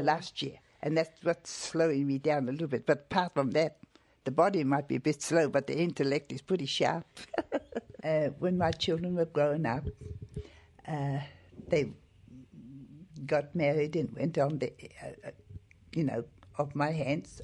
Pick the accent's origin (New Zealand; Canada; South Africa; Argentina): New Zealand; Hawke's Bay; also born or lived in Waikato; I was born in Waikato, and about five months, uh, my mum moved to Hawke's Bay and I was brought up, and I've been down in Hawke's Bay ever since